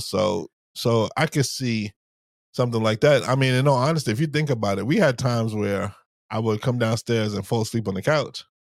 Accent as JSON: {"language": "English", "region": "New York", "country": "United States", "tie": "born or raised there", "said": "when I was growing up in New York"}